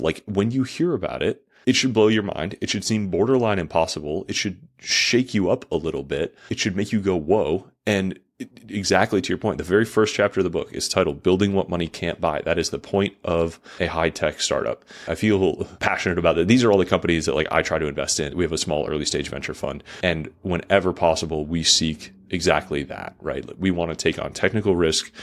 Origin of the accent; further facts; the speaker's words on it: United States; as an American